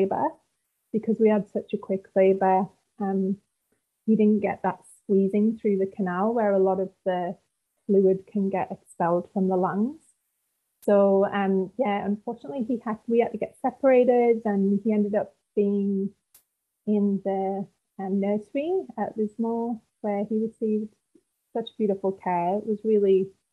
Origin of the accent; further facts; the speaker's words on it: United Kingdom; also born or lived in Gold Coast; now in Northern Rivers, Australia; originally I'm from the UK, as you can tell by my rich accent